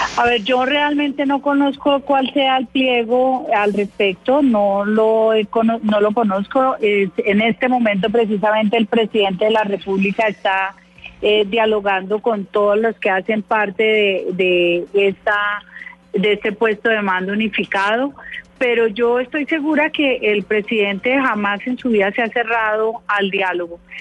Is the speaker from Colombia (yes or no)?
yes; Colombia; todos somos colombianos